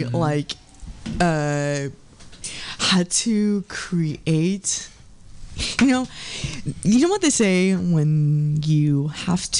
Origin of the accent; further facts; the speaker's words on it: Dallas, Texas, United States; now in San Francisco, United States; I'm from Texas.